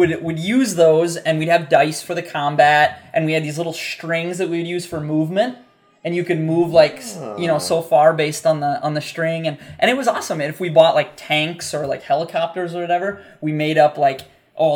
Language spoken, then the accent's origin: English; United States; growing up in the United States